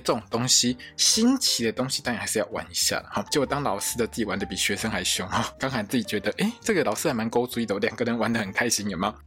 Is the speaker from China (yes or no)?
no; Taiwan